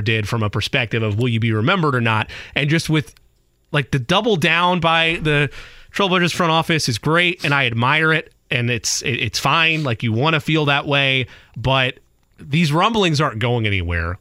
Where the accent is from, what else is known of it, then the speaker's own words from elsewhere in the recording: Indiana, United States; I grew up here in Indiana